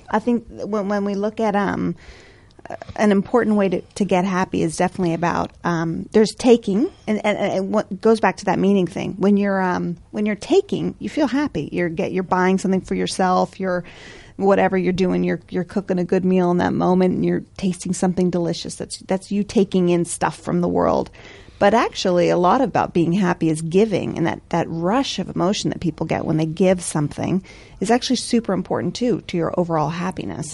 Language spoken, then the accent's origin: English; United States; eternal optimism of being American